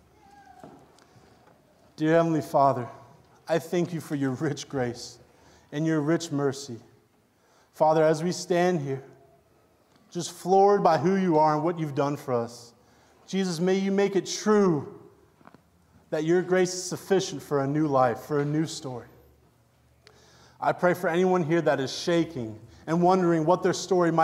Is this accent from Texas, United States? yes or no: no; Waynesboro, Virginia, United States; I was born in Waynesboro, Virginia.